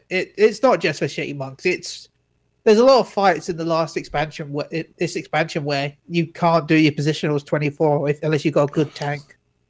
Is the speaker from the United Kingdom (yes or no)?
yes; United Kingdom; I am British